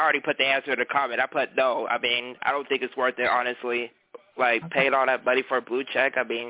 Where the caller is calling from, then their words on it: Antioch, California, United States; I'm calling from Antioch, California, the Bay Area.